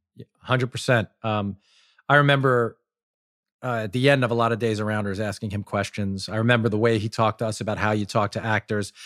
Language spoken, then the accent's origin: English; Long Island, New York, United States; growing up on Long Island